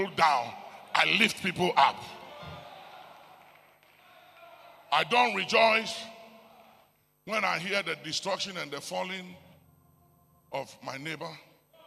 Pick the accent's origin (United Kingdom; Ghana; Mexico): Ghana; I was born in Ghana